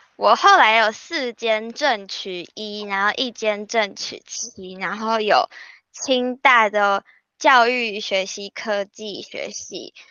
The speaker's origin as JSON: {"language": "Chinese", "region": "northern Taiwan", "country": "Taiwan", "said": "尤其我是北部人，然后又会讲闽南语"}